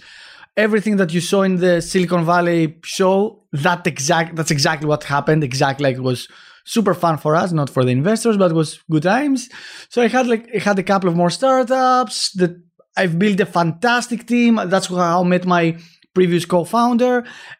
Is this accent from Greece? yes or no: yes; Greece; Of course. Yeah, I'm from Greece.